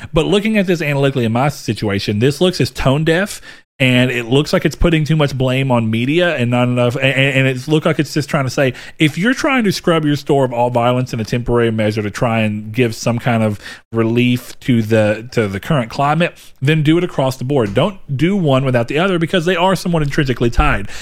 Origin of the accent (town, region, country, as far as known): the South, United States; born or raised there